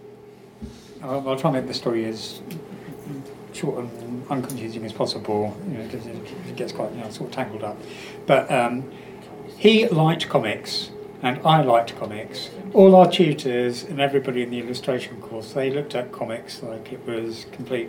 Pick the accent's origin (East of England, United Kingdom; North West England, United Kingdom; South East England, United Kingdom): South East England, United Kingdom; Walton-on-Thames; my hometown, like Walton-on-Thames